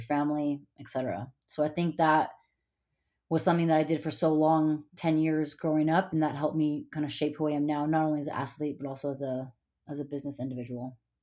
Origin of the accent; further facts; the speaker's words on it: Montana, United States; moved away; also born or lived in California / Hawaii / Bay Area, California; I, uh, was born in California, but I grew up in Montana.